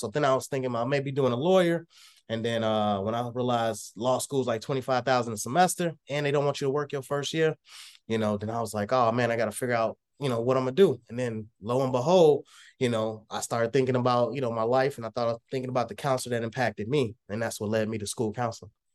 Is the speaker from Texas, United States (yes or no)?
yes; Texas, United States; now in Illinois, United States; originally I'm from Texas, uh, moved to Illinois